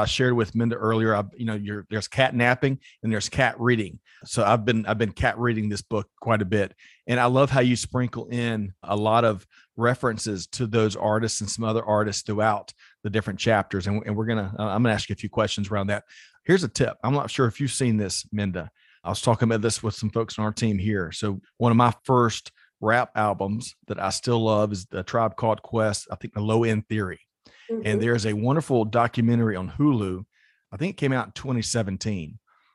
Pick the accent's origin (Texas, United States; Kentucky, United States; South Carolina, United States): South Carolina, United States; I grew up in South Carolina